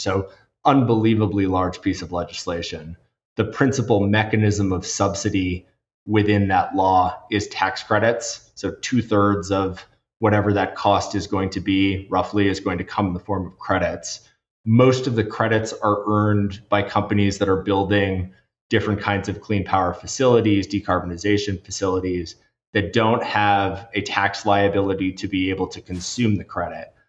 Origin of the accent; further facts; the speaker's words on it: Washington, District of Columbia, United States; I grew up in Washington, D.C.